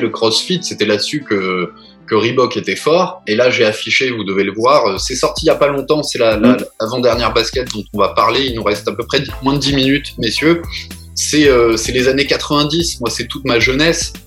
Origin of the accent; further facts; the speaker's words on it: Strasbourg, Grand Est, France; on est très très fiers en tant que Strasbourgeois